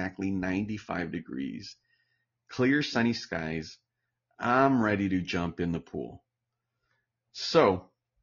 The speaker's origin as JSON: {"language": "English", "country": "United States", "lives_now": "Palm Springs, United States", "said": "I'm Mexican American"}